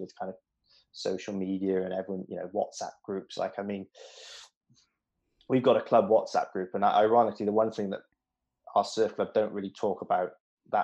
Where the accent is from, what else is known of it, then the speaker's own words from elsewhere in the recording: Newport, Wales, United Kingdom; I grew up in Newport